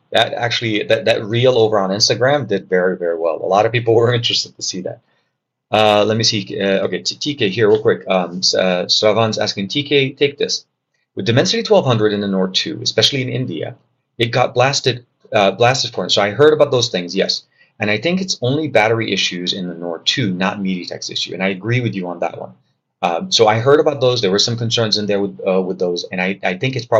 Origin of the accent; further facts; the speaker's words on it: Lebanon; I'm from Lebanon.